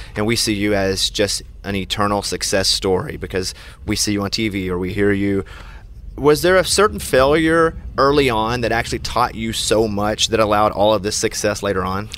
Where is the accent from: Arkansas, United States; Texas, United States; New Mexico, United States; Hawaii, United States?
Arkansas, United States; I'm from Arkansas